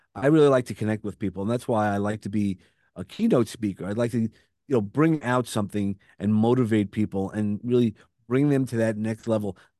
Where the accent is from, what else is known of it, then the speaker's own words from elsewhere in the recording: New York City, New York, United States; accent: Brooklyn; I have a Brooklyn accent